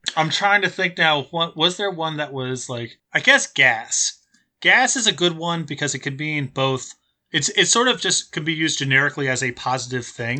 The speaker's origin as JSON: {"language": "English", "region": "New Jersey", "country": "United States", "tie": "born or raised there", "also_born_or_lived": "San Diego", "moved": "as an adult", "said": "I grew up in Jersey"}